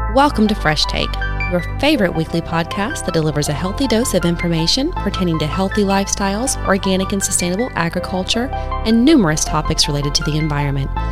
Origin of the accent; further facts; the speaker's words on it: Tennessee, United States; also born or lived in Georgia; now in Gainesville, United States; raised in Tennessee